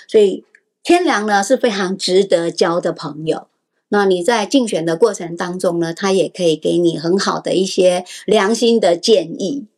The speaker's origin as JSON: {"language": "Chinese", "region": "Taipei", "country": "Taiwan", "tie": "born or raised there", "moved": "as an adult", "lives_now": "New Taipei, Taiwan", "said": "我出生在台北 嫁到新北市"}